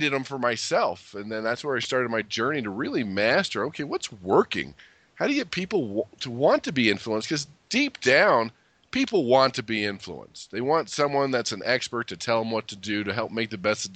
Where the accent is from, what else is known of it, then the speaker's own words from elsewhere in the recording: California, United States; I grew up in California, so that was always nice